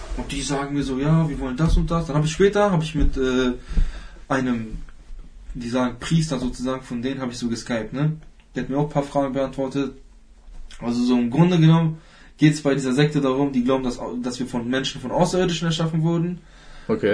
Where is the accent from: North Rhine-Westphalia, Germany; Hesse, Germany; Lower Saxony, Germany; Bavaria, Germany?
Lower Saxony, Germany; Hanover; ich komme komm aus Hannover